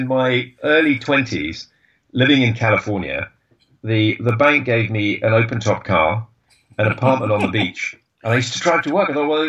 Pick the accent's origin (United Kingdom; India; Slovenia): United Kingdom; England; I lived in Boston, which is an easy place to live as an Englishman.